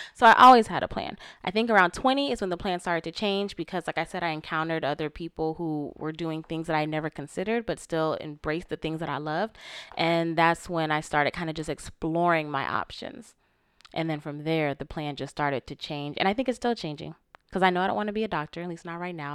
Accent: Florida, United States; moved away as an adult; growing up in Florida

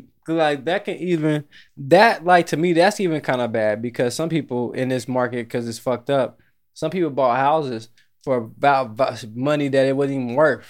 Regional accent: Jamaica; I'm Jamaican.

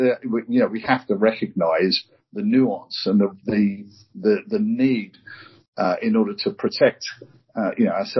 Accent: United Kingdom; as a Brit, I represent our country every time I step off the plane

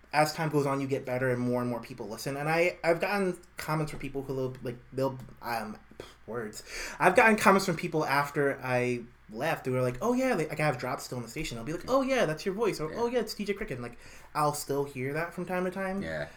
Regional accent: New York City, New York, United States; also born or lived in Harlem, New York / South Utica, New York; now in Utica, United States; born and raised in Brooklyn

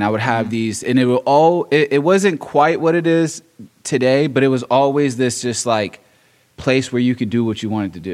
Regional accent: Richmond, Virginia, United States; I'm from Richmond, born and raised

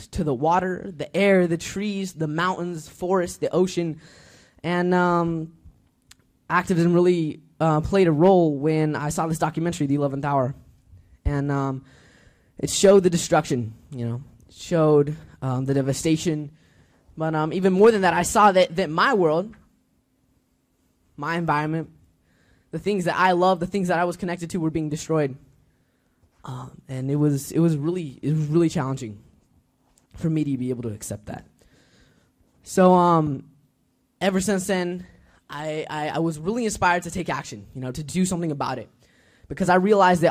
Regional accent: Boulder, Colorado, United States; I'm from Colorado, from Boulder, Colorado

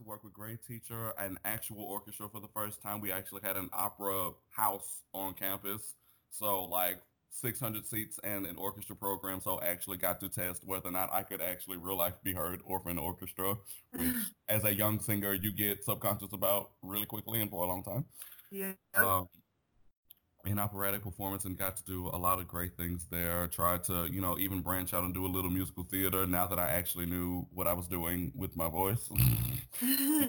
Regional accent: Houston, Texas, United States; moved away as an adult; also born or lived in Beaumont, Texas; now in Chicago, United States; born and raised in Houston, Texas, Gulf Coast.

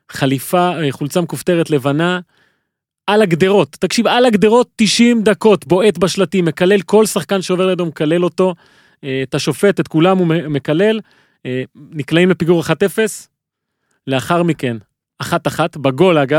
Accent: Argentina; אני כארגנטינאי

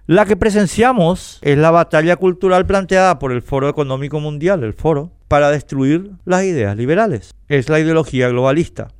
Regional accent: Paraguay; Queremos seguir siendo paraguayos

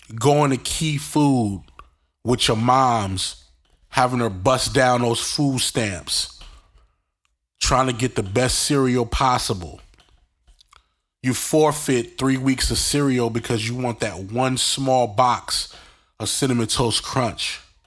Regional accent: New York City, New York, United States; accent: New York; where I grew up in New York. Um, thirty-nine Linden Street, uh, right off the, uh, J train

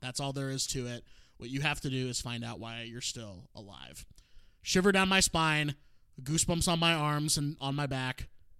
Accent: Wisconsin, United States; I grew up in Wisconsin.

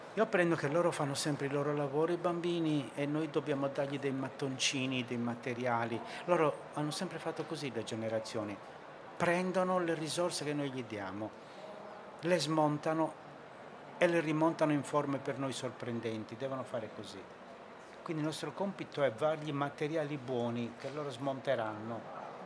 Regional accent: Sardinia, Italy; io sono sardo

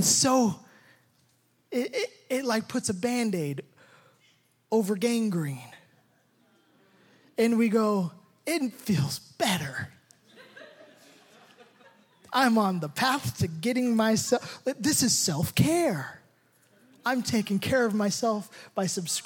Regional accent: United States; I'm more American probably than anybody in this room

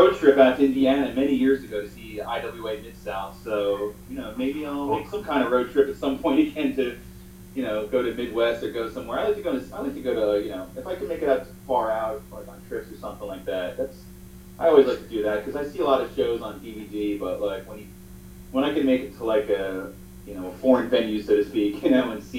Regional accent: Jamaica; So I'm like Jamaican.

